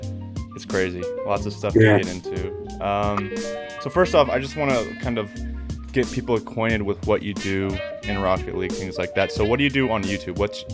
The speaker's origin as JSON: {"language": "English", "town": "Kansas City", "country": "United States", "said": "I'm from the Kansas City area, so I'm a big Pioneers guy."}